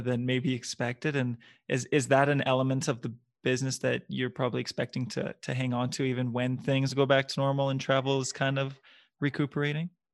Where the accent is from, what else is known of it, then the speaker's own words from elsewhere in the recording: Ottawa, Ontario, Canada; now in Edmonton, Canada; I'm from Ottawa originally